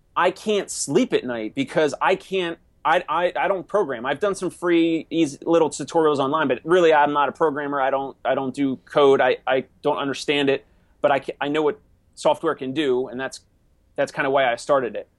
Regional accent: Maple Shade, New Jersey, United States; moved away as an adult; also born or lived in Philadelphia; now in New York City, United States; I'm from South Jersey, which in New Jersey we say South Jersey, we don't say New Jersey

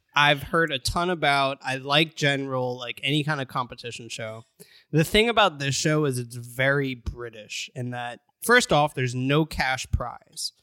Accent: United States; As an American

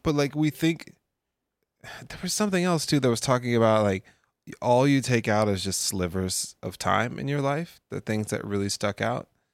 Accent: United States; I'm an American

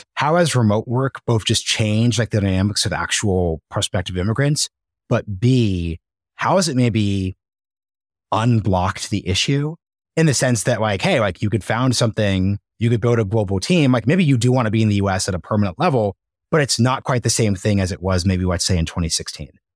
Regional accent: United States; being born in the United States

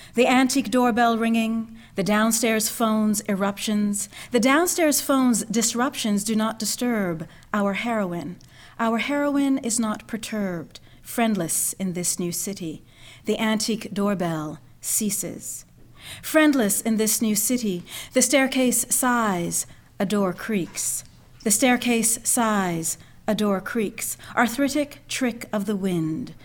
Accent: Canada; moved away; also born or lived in Montreal / Philadelphia / Providence, Rhode Island; grew up in Canada, left Montreal, and went to Philadelphia

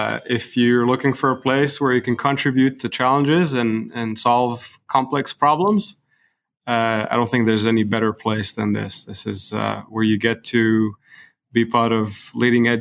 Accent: Lebanon; moved away as an adult; also born or lived in Beirut / Dubai / Saudi Arabia / Edmonton; now in Houston, United States; my hometown, which is Lebanon

